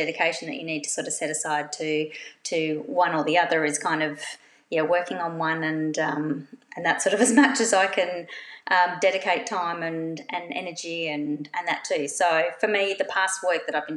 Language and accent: English; Australia; now in Perth, Australia; being an Australian quilter